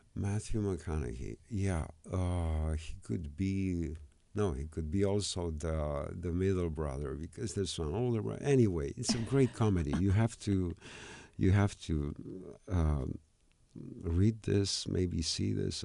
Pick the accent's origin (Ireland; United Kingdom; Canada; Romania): Romania; I'm a guy from Romania